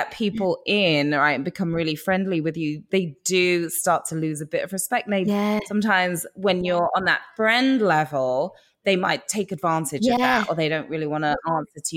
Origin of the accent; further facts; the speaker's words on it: England, United Kingdom; accent: English; moved away; my English accent